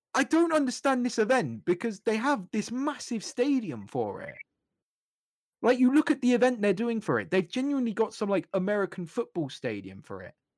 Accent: United Kingdom; growing up in the United Kingdom

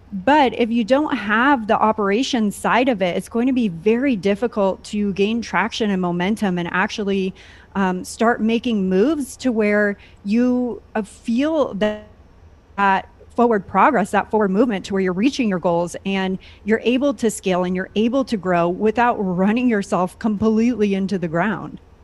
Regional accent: San Diego, California, United States; moved away as an adult; also born or lived in San Francisco / Maine; I grew up in California, Southern California, San Diego, to be exact.

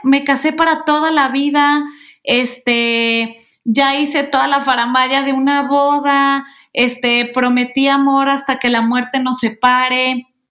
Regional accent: Guadalajara, Jalisco, Mexico; moved away as an adult; now in Mexico City, Mexico; nací ahí, crecí ahí, me encantó vivir en Guadalajara

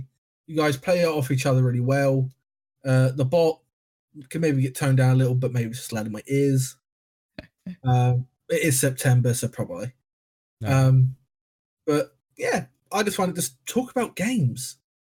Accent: England, United Kingdom; We weren't invited because we're shitty English people.

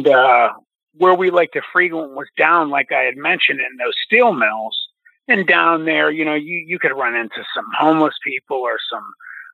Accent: Youngstown, Ohio, United States; I grew up in Youngstown, Ohio

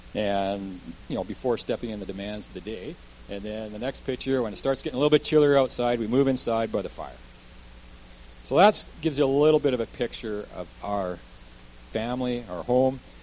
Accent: Kelowna, British Columbia, Canada; also born or lived in Vancouver, Canada; I actually grew up as a child here in Kelowna, so lived a lot of my life here.

